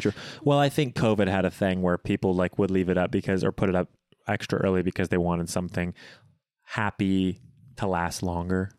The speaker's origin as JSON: {"language": "English", "town": "Bloomington", "region": "Indiana", "country": "United States", "tie": "born or raised there", "said": "in my hometown of Bloomington"}